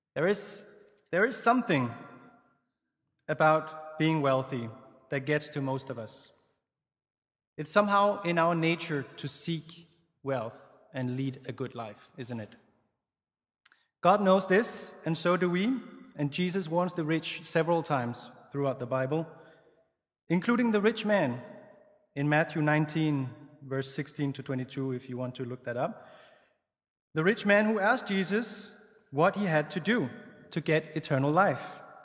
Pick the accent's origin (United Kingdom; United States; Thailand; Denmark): Denmark; I grew up in Denmark, as I mentioned. Well, I mentioned I was Danish